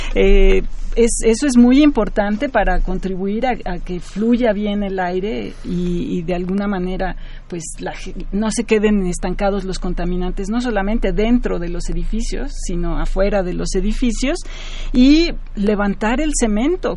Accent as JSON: {"language": "Spanish", "region": "Mexico City", "country": "Mexico", "tie": "born or raised there", "said": "yo crecí en esta ciudad, soy nativa chilanga"}